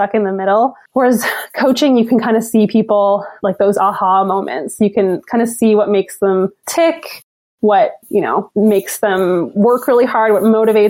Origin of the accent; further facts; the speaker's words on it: Newfoundland and Labrador, Canada; now in Ottawa, Canada; growing up in Newfoundland, you kind of say goodbye to the sun in like November or so